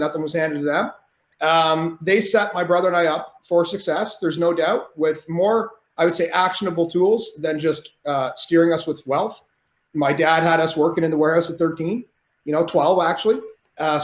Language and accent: English; Canada; I'm Canadian